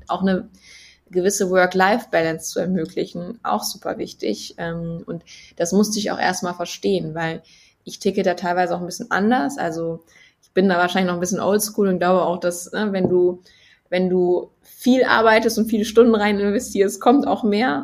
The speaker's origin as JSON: {"language": "German", "area": "Bergisches Land", "region": "North Rhine-Westphalia", "country": "Germany", "said": "ich bin ja kein Kölner Mädel, sondern eher so ein Bergisches"}